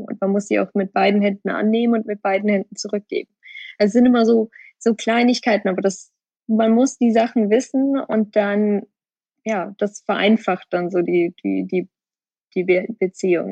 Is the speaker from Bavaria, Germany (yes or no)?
yes; Bavaria, Germany; moved away as an adult; now in Hong Kong; Es ist schon immer noch meine, meine Heimat